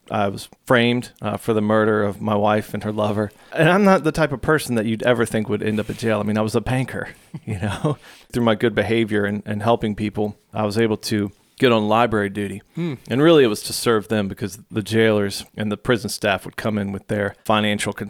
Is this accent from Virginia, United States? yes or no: yes; Norfolk, Virginia, United States; I grew up in Norfolk and Virginia Beach